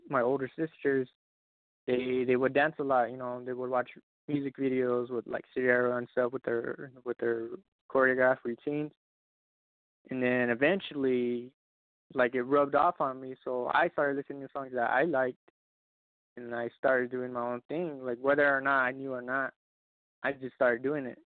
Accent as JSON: {"language": "English", "town": "Roswell", "region": "New Mexico", "country": "United States", "said": "I come from Roswell, New Mexico, little little town."}